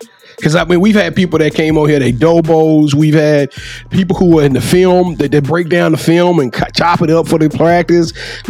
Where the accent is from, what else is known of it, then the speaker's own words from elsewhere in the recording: Shreveport, Louisiana, United States; Okay, see, I'm from Shreveport, Louisiana.